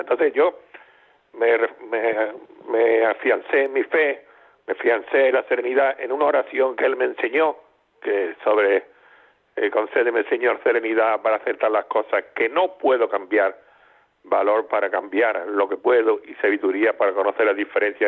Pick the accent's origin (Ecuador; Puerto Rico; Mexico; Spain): Spain; Sierra de Cádiz, Andalusia; yo vivía en mi pueblo, sitio de la sierra, de Arcadi